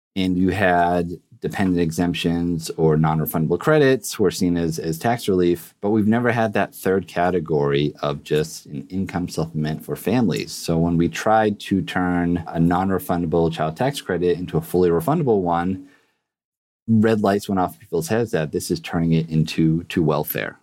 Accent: Massachusetts, United States; I was born and raised in Massachusetts

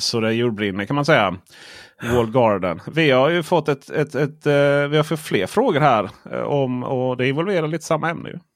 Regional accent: Stockholm, Stockholm County, Sweden; jag är från Stockholm

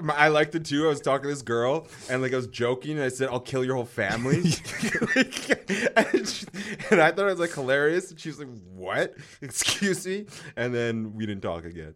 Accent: North Vancouver, British Columbia, Canada; It's in North Van, my hometown

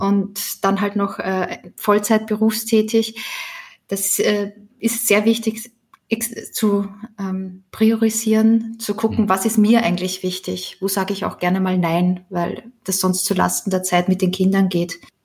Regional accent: Austria; moved away as an adult; now in Germany; kleine Wohnung in Österreich äh, gekauft, in meiner Heimatstadt

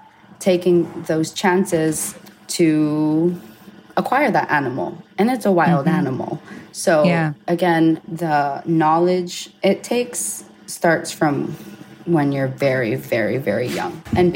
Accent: Hawaii, United States; A part of my life, I grew up in Hawaii, where it's a very vegan state.

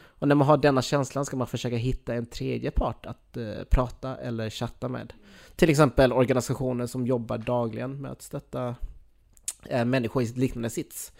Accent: Skåne, Sweden; jag som skåning

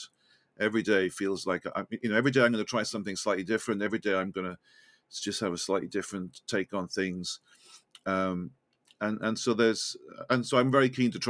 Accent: Welsh, Wales, United Kingdom; accent: Welsh lilt; now in London, United Kingdom; I'm Welsh.

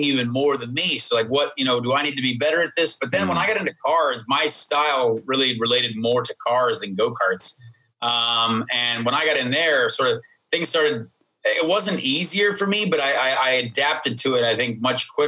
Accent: Indianapolis, Indiana, United States; I grew up in Indianapolis and my dad was Irish

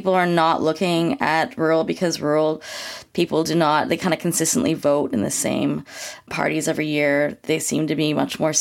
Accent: Northern British Columbia, Canada; I come from the North, like I come from Northern BC

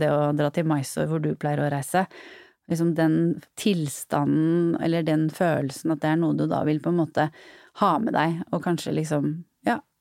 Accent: Norway; also born or lived in Netherlands; min vennegjeng hjemme i Norge

